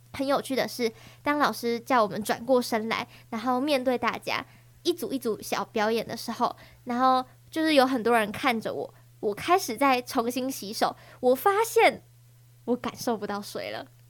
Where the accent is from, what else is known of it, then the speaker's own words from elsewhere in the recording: Taiwan; first language Taiwanese Hokkien; 身为就是我们 本土的学生，我们也要很努力地，就是多去练习台语，或者是说把台语直接就当做我们生活的一部分